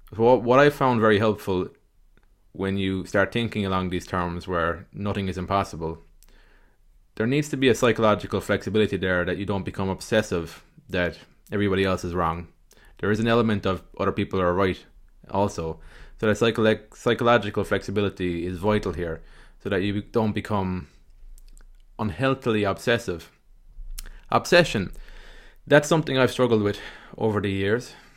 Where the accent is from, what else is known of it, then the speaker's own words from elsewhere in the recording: Ireland; accent: Irish; my Irish kind of accent